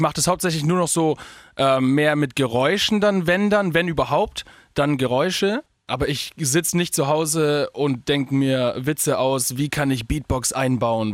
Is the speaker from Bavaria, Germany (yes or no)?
yes; Augsburg, Bavaria, Germany; ich komme ja aus Augsburg, also wirklich aus Süden